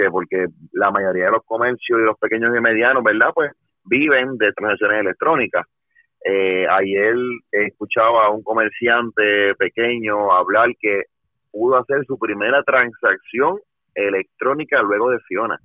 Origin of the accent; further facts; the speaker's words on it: Puerto Rico; nosotros como puertorriqueños